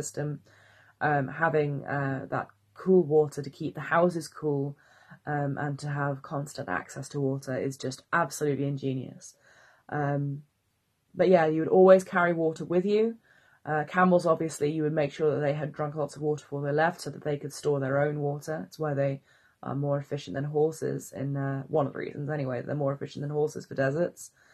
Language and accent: English; Wales, United Kingdom; I'm Welsh